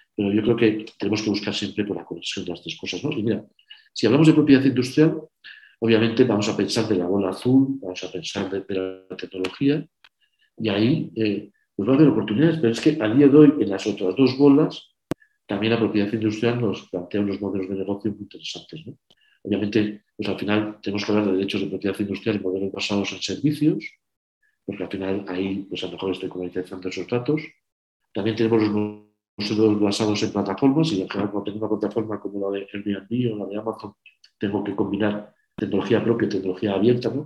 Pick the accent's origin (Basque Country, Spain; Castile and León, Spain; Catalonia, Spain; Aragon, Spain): Castile and León, Spain; Burgos; soy de Burgos